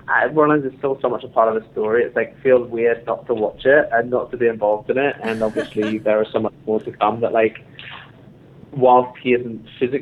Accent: London, United Kingdom; I grew up in London

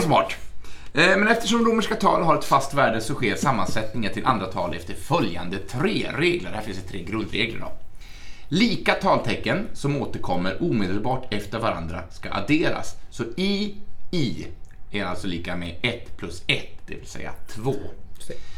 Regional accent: Arbetarbladet's area, Gävleborg County, Sweden; det är Arbetarbladet. Det är ju från mina hemtrakter

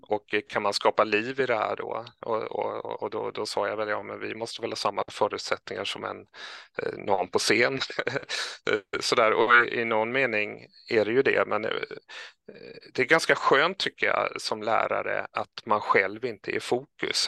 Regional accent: Kalmar County, Sweden; moved away as an adult; now in Stockholm, Sweden; jag är från Öland och kom upp hit eh, för utbildning till Stockholm

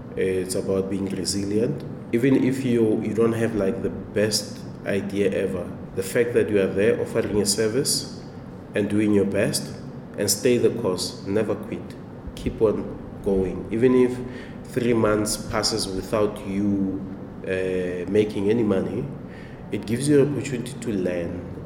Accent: Temba, Gauteng, South Africa; I'm originally from Temba, which is in Hammanskraal, Pretoria.

